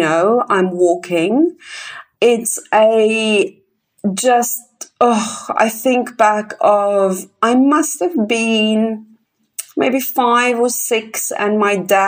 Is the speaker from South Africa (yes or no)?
yes; Kempton Park, Gauteng, South Africa; moved away; I was born in Kempton Park, which is just next to Johannesburg